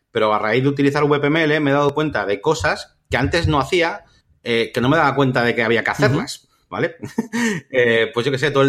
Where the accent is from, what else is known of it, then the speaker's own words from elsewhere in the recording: Spain; now in London, United Kingdom; Yo quiero ver la web en castellano aunque esté en Londres, porque yo, yo soy español, digamos, ¿no?